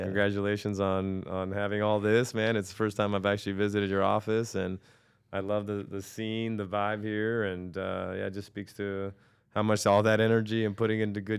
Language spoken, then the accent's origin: English; New York, United States; born there; So listen, I'm 46 years old at the time of this recording. You know, I was born in New York, and I think I grew up in a privileged situation in the sense that, you know, I grew up in a family that was entrepreneurial.